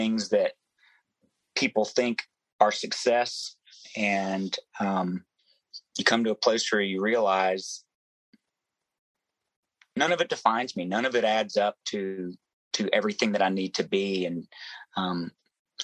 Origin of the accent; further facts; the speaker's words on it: Memphis, Tennessee, United States; growing up in Memphis, Tennessee, you know, I sang anywhere that I could